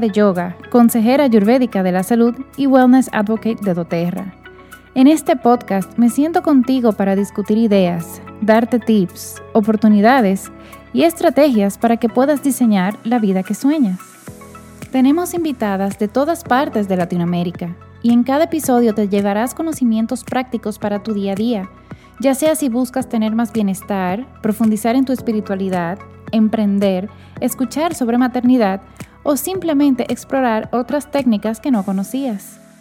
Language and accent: Spanish; Dominican Republic; Soy dominicana